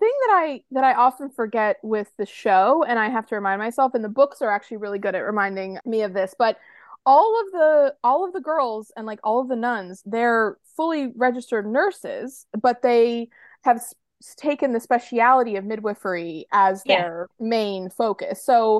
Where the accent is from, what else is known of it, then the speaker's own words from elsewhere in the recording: Boston, Massachusetts, United States; I grew up in Boston